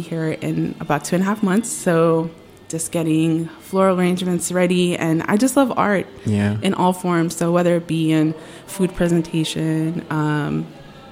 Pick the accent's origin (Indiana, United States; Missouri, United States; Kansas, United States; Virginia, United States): Virginia, United States; Alexandria; I grew up in Alexandria, Virginia